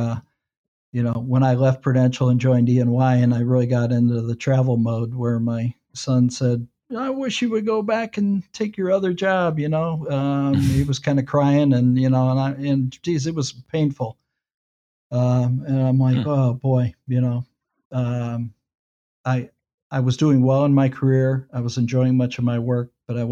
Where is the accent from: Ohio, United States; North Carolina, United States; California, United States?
Ohio, United States; Westlake; I'm a Cleveland guy. I grew up in Westlake